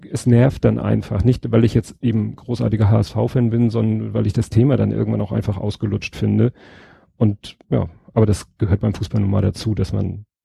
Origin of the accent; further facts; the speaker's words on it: Hamburg, Germany; es nervt einfach als Hamburger, wenn jetzt schon wieder die dritte, vierte, fünfte Saison in Folge diesen katastrophalen Start hinlegen.